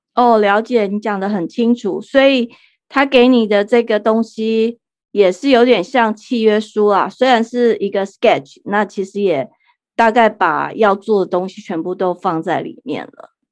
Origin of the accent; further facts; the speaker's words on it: Taipei, Taiwan; now in United States; 像我这种在钢筋丛林、台北市长大的人